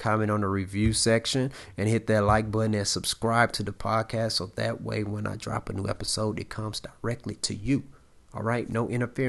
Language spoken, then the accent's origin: English; Texas, United States; Matthew Stafford is from Texas and I'm from Texas.